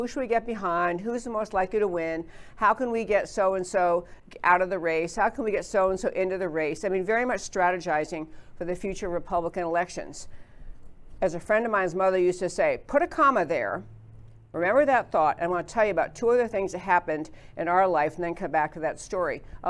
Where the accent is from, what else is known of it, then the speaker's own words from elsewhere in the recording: New York, United States; now in Dallas-Fort Worth, United States; I grew up in New York, so I don't know a lot about rodeo